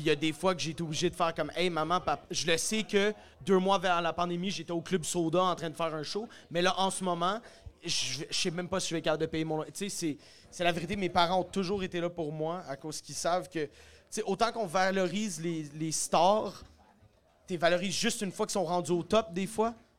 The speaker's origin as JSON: {"language": "French", "town": "Sainte-Thérèse", "region": "Quebec", "country": "Canada", "moved": "as an adult", "lives_now": "Montreal, Canada", "said": "Je viens, de Sainte-Thérèse, sur la rive nord de Montréal, mais j'habite Montréal depuis une couple d'années"}